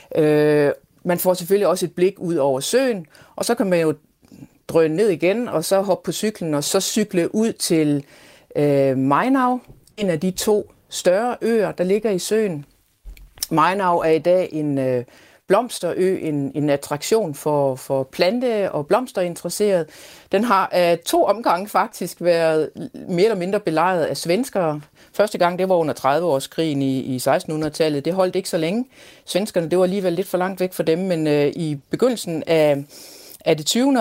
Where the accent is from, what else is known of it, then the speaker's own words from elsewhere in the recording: East Jutland, Central Denmark Region, Denmark; now in Konstanz, Germany; jeg som Østjyde med stort ø